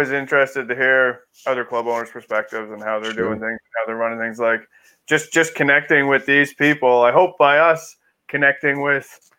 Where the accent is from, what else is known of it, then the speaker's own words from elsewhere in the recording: Corner Brook, Newfoundland and Labrador, Canada; I was born in Cornerbrook.